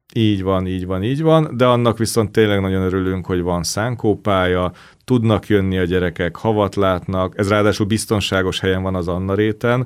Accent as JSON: {"language": "Hungarian", "region": "Budapest", "country": "Hungary", "tie": "born or raised there", "said": "Nekem is az a szerencsés helyzet volt, hogy ott a közelben a diósárokban laktam, ezért iskola után fel tudtam menni"}